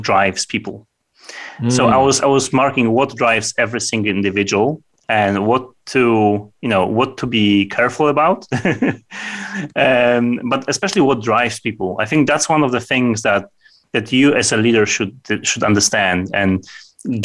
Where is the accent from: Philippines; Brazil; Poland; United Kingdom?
Poland; it's typical for Poles that when we meet people in the morning